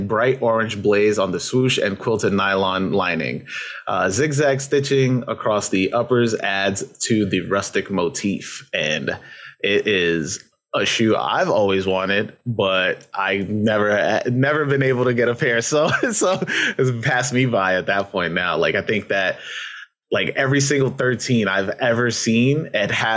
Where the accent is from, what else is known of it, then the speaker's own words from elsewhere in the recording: New York, United States; I'm from New York